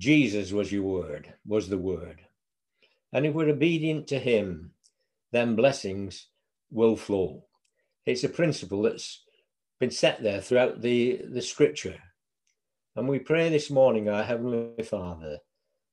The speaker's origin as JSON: {"language": "English", "town": "Bury", "region": "North West England", "country": "United Kingdom", "tie": "born or raised there", "said": "I was born here in Bury, not moved far, in the 70 years that I've been alive."}